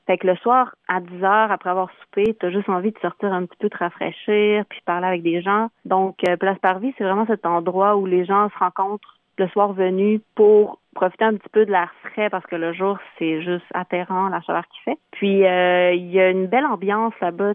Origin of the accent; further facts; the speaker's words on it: Chicoutimi, Quebec, Canada; je suis native du Saguenay, de Chicoutimi